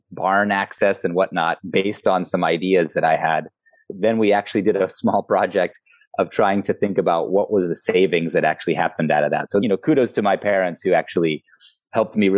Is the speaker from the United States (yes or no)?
yes; West Marin, California, United States; also born or lived in Zambia / South Africa / South America / Europe; I grew up in West Marin near the Tomales Bay